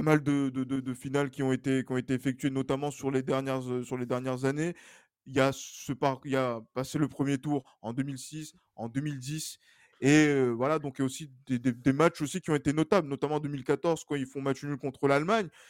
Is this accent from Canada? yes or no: no; Togo; je suis togolais